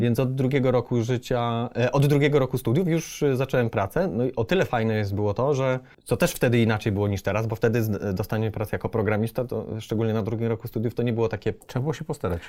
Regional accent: Przemyśl, Subcarpathian Voivodeship, Poland; moved away as an adult; now in Warsaw, Poland; ja przyjechałem z Przemyśla

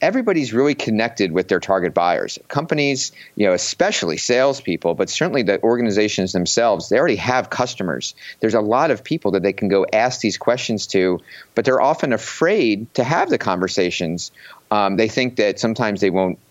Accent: Philadelphia, Pennsylvania, United States; I'm from Philadelphia and have grown up kind of being a little bit cynical coming from that area

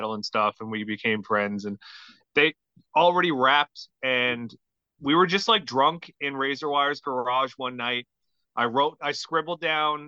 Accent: Carbonear, Newfoundland and Labrador, Canada; I grew up in Carbonear, Newfoundland, in like yeah. a small town

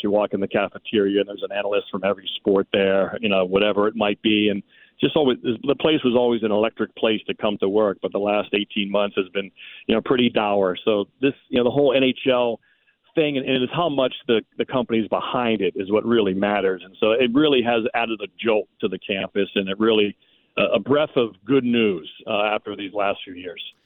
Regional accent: Pittsburgh, Pennsylvania, United States; I grew up around the Pittsburgh area

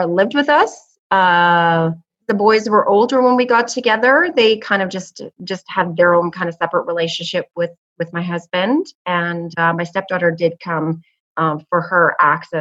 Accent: Canada; We're from Canada

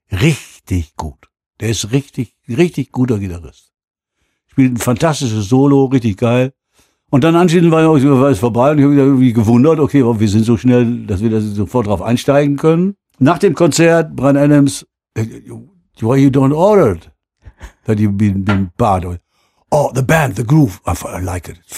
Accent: North Rhine-Westphalia, Germany; kam dann irgendwann mal an und hatte diesen Song, denn wir sind aus Westfalen.

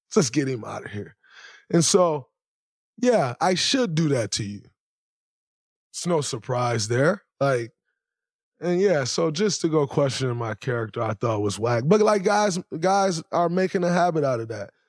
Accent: Saginaw, Michigan, United States; growing up in Saginaw, Michigan, the way I grew up

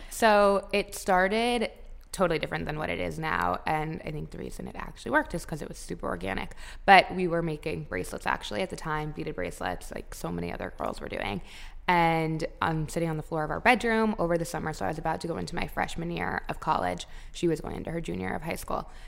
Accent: Palm Beach, Florida, United States; We grew up in Palm Beach

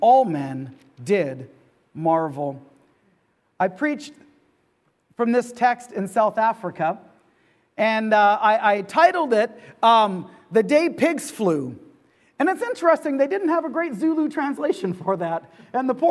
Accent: the Kootenays, British Columbia, Canada; now in Okanagan, Canada; I'm from the Kootenays, a small town, and now in the Okanagan

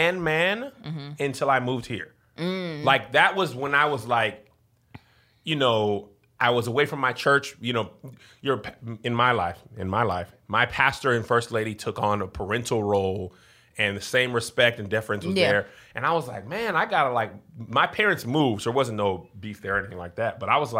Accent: El Paso, Texas, United States; we grew up in El Paso around only Mexican kids mm-hmm. in school and only black people in church.

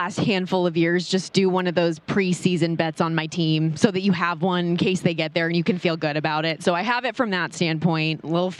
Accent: Las Vegas, Nevada, United States; I born and raised in Las Vegas

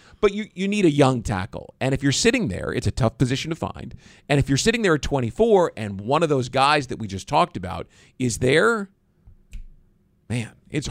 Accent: Kansas City, Missouri, United States; now in Jacksonville, United States; It's my hometown, right? Have family there. Grew up there.

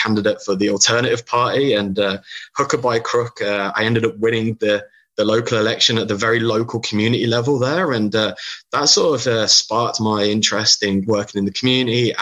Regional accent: United Kingdom; accent: British; moved away; as you can tell from my accent, I'm British.

